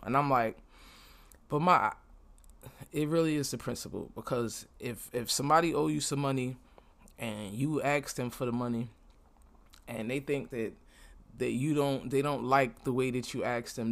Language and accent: English; New York City, New York, United States; moved away as an adult; now in Florida, United States; I'm from Brooklyn and I live in Florida right now